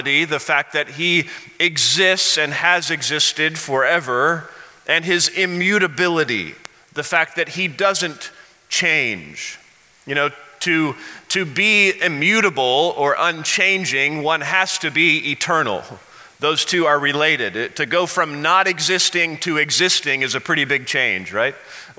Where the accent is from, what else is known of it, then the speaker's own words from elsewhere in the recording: Missouri, United States; now in Colorado, United States; I remember growing up in Missouri in an elementary school